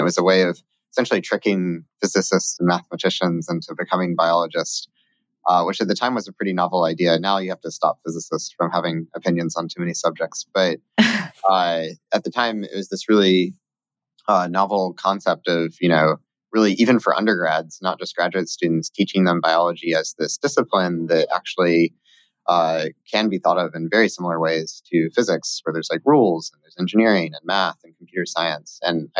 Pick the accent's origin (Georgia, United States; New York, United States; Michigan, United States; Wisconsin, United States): Georgia, United States; moved away as an adult; Yeah, so, well, I was originally from Georgia, although I don't have the accent.